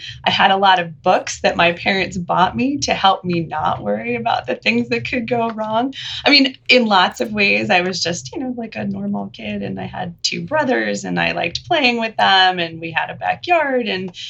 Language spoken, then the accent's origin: English; Jersey City, New Jersey, United States; I grew up right across the river in Jersey City, New Jersey. That's where I'm from.